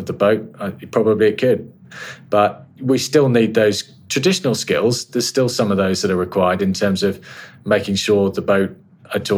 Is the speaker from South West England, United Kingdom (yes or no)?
yes; Carrick Roads and the Fal Estuary, South West England, United Kingdom; I grew up sailing in the Carrick Roads and off the Fal Estuary.